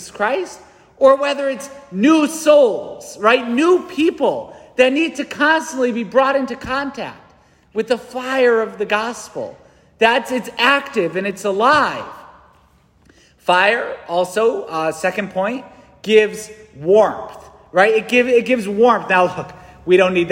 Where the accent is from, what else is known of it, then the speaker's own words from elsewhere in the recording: New England, United States; I'm a busy New Englander